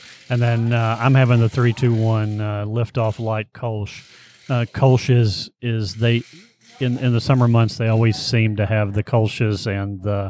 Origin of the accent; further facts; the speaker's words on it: Frankfort, Kentucky, United States; And so I grew up in Frankfurt smelling the Buffalo Trace, the mash and such.